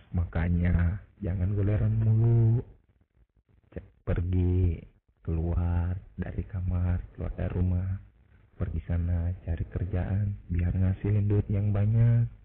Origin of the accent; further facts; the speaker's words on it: Makassar, South Sulawesi, Indonesia; now in East Kalimantan, Indonesia; gue asli orang Makassar yang sekarang jadi budak korporat lah di salah satu kota di Kalimantan Timur